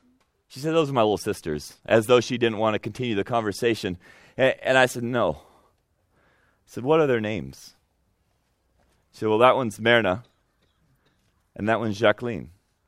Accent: United States; moved away as an adult; also born or lived in Egypt; being an American at that particular time in history.

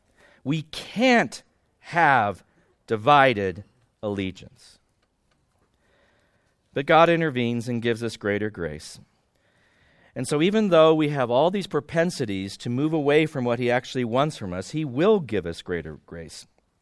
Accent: Midwest, United States; We're from the Midwest.

